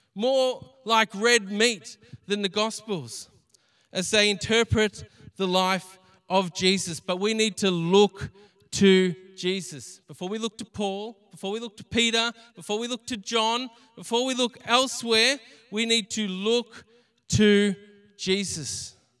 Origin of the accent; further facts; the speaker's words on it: Greensborough, Victoria, Australia; we grew up around Greensboro. We knew the area